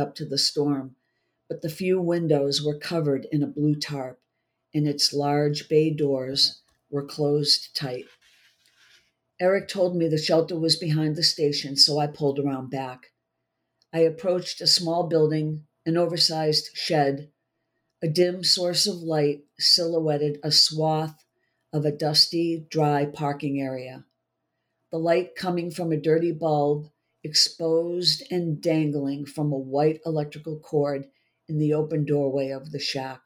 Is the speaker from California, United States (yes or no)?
no; just outside of Boston, Massachusetts, United States; moved away as an adult; also born or lived in Mississippi; I was born just outside of Boston, so I'm a Yankee through and through